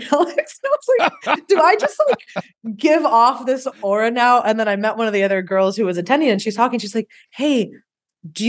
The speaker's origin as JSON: {"language": "English", "region": "South Florida", "country": "United States", "tie": "born or raised there", "said": "I grew up in South Florida"}